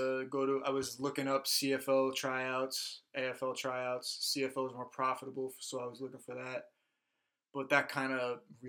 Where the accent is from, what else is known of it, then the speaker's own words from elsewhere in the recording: New York, United States; moved away; He's like, "Where are you from?" I'm like, "New York." He's like, "You're from New York?" I'm like, "Yes, sir."